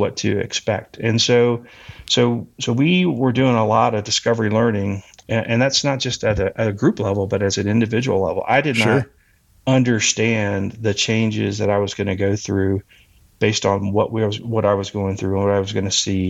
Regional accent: Texas, United States; moved away; also born or lived in Colorado; I moved to Colorado from Texas, where I'm originally from

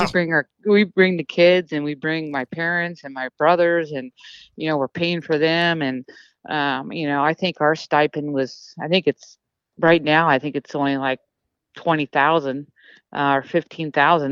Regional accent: United States; being American

